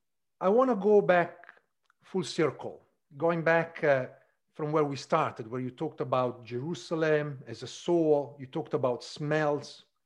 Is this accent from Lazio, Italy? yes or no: no; Reggio Emilia, Emilia-Romagna, Italy; my hometown, Reggio Emilia, in the north of Italy